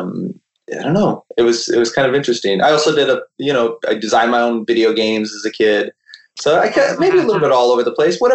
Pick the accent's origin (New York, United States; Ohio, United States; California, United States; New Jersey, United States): California, United States; we grew up in California